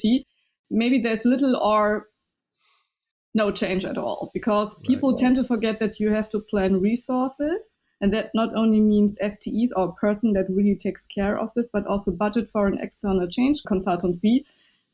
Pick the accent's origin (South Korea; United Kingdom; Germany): Germany; first language Chinese; English is a second language; I was born and raised in Germany, and my first language was Chinese.